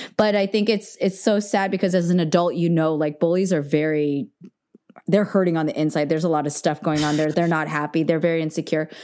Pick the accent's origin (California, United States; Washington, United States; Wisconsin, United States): California, United States; Bay Area; I grew up in the Bay